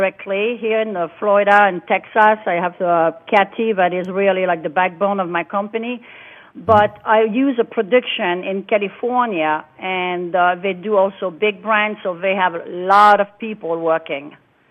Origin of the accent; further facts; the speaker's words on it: France; now in United States; I'm an American now, but when I grew up in France